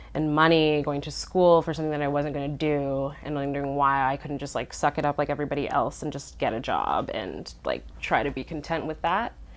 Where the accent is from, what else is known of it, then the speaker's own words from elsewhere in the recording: Winnipeg, Manitoba, Canada; I'm from Winnipeg.